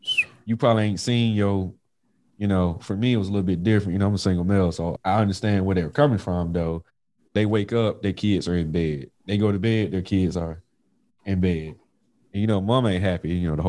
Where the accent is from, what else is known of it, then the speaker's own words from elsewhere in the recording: Mississippi, United States; Y'all know I'm from Mississippi.